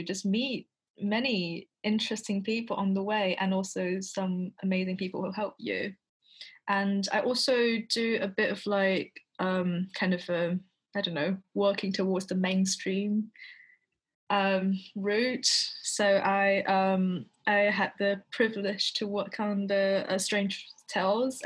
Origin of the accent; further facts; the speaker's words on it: China; moved away as an adult; now in London, United Kingdom; I spent like most of my lifetime in China before. I went to all the schools in China